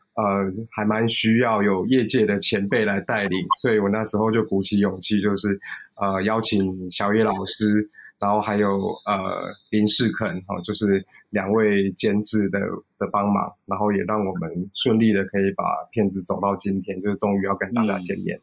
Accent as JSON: {"language": "Chinese", "country": "Taiwan", "tie": "born or raised there", "said": "其实我就是， 就是土生土长的，的，的，的台湾人"}